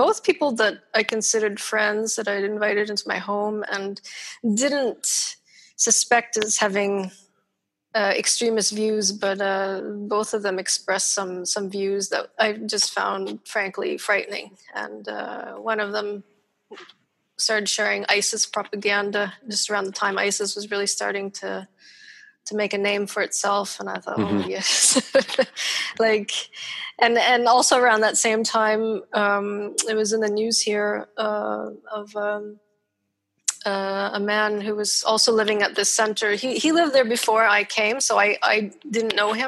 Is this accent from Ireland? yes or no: no; Ontario, Canada; moved away; I'm Canadian